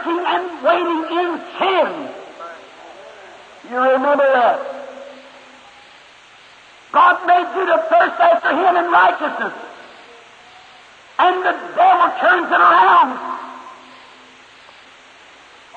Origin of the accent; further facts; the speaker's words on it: Kentucky, United States; When I was a little boy, I was raised up here in Kentucky